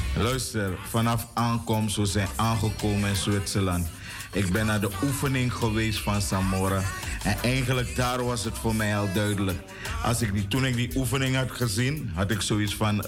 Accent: Suriname; ik woon in Suriname of ik ben geboren in Suriname. Dus ik kom er elders niet vandaan.

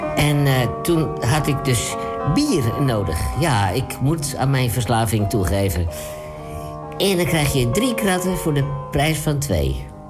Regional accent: Amsterdam, North Holland, Netherlands; Ik ben Amsterdammer

